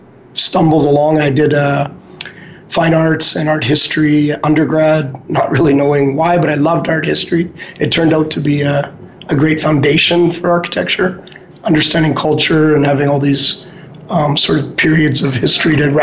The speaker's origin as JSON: {"language": "English", "town": "Calgary", "region": "Alberta", "country": "Canada", "tie": "born or raised there", "also_born_or_lived": "Edmonton", "said": "So I grew up in Calgary. I was born in Edmonton, but barely remember living there. Grew up my whole life here."}